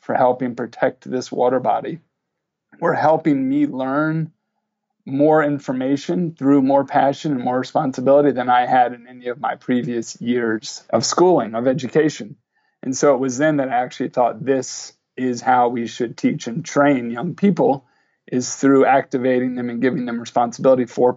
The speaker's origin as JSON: {"language": "English", "region": "Virginia", "country": "United States", "moved": "as an adult", "lives_now": "Bedford, New York, United States", "said": "I was from Virginia. I thought I'd be up here for just a year or two."}